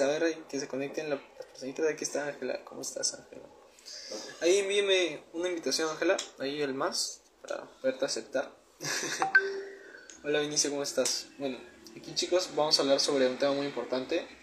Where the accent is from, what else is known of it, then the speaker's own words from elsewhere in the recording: Peru; tengo 19 años, soy de Perú